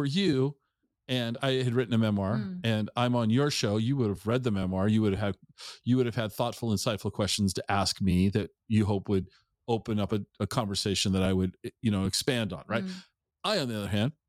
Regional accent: Tacoma, Washington, United States; I grew up in the Tacoma in the 70s and 80s.

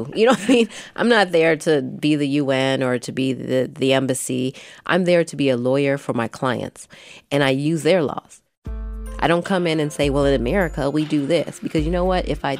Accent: Milwaukee, Wisconsin, United States; I grew up in Milwaukee. I grew up in the projects. My mother is Korean. My father is Black.

